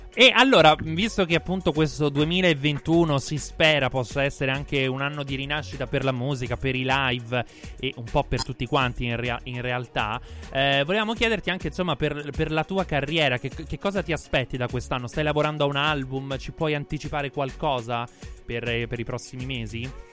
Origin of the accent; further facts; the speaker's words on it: Salento, Apulia, Italy; noi siamo tutti eh. salentini